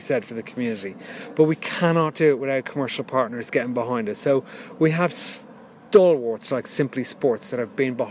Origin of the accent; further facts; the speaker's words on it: Dublin, Leinster, Ireland; now in Reigate, United Kingdom; I'm from South Dublin, which I'm very proud to be, always was